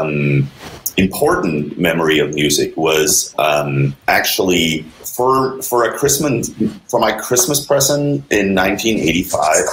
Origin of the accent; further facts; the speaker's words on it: Denmark; moved away; I'm originally from Denmark, small country over in Europe.